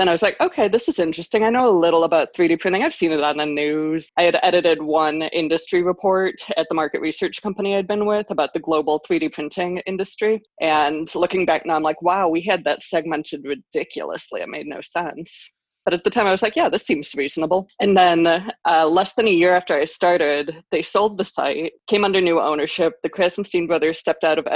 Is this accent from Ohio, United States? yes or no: yes; Cleveland, Ohio, United States; I'm from Cleveland